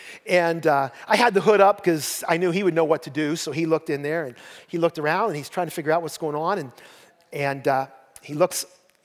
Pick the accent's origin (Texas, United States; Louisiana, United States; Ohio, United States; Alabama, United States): Ohio, United States; Columbiana County; I'm from Columbiana County